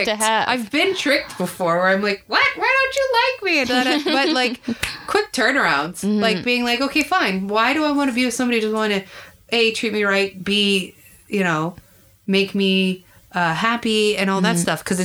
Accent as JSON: {"language": "English", "town": "Burlington", "region": "Ontario", "country": "Canada", "tie": "born or raised there", "said": "I grew up in Burlington"}